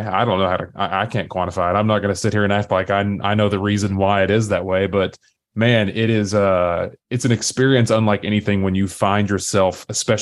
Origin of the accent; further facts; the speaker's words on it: East Tennessee, United States; accent: Southern; I grew up and still live in East Tennessee. I don't know if you can tell by my accent or not. I still can't decide if I have a strong Southern accent